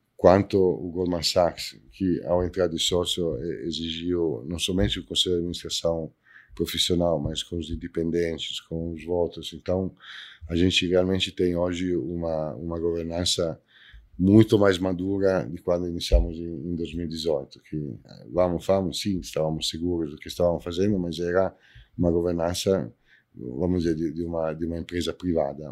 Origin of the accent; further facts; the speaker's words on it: Italy; Portuguese is a second language; now in Brazil; eu sou italiano